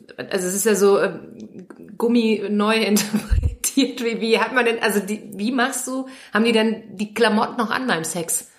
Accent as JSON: {"language": "German", "country": "Germany", "said": "ich als Deutsche"}